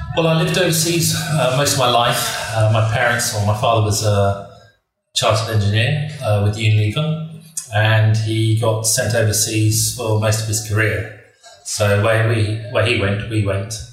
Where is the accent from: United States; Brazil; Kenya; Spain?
Kenya; moved away; I grew up in Kenya.